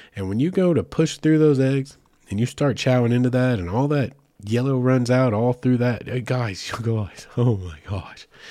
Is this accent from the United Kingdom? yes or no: no; the Ozarks, United States; I'm from the Ozarks originally.